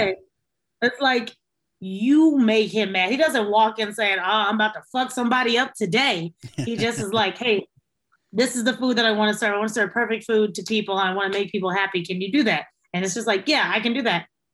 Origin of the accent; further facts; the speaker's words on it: Texas, United States; also born or lived in Logansport, Indiana; now in San Antonio, United States; when I was about 5 or 6, we got up and we moved to Texas